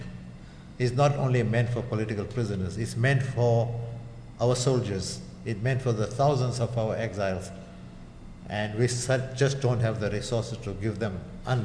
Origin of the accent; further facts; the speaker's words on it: South Africa; Under apartheid, we were not white enough